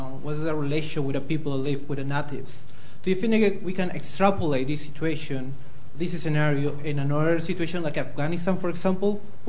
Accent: Peru; I'm from Peru too

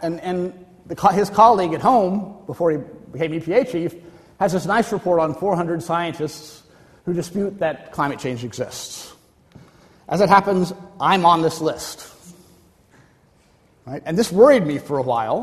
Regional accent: Florida, United States; I'm from Florida.

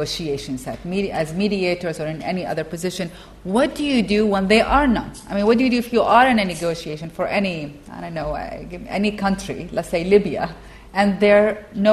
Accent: Iraq; my home country, Iraq.

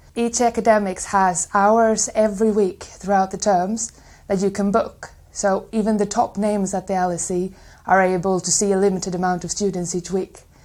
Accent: Sweden; I am from Sweden

